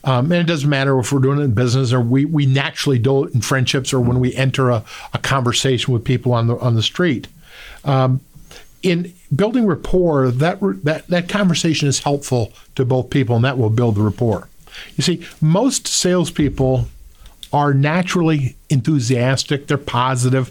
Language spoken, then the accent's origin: English; Midwest, United States; we're here from the Midwest